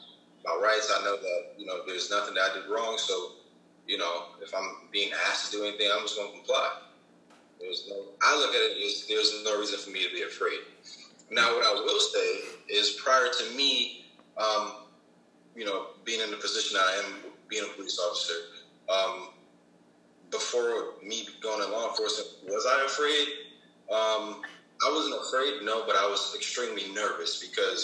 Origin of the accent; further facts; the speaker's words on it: New York City, New York, United States; I grew up in Queens, New York. It was definitely a rough area.